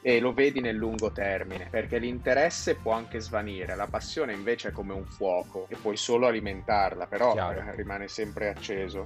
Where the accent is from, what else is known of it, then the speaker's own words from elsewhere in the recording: Milan, Lombardy, Italy; io sono nato a Milano, sono milanese